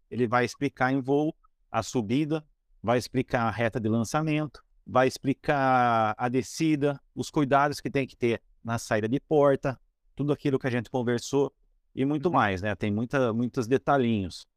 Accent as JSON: {"language": "Portuguese", "town": "Piracicaba", "region": "São Paulo", "country": "Brazil", "moved": "as an adult", "lives_now": "Boituva, Brazil", "said": "Eu sou de Piracicaba, interior de São Paulo. Me mudei para Boituva"}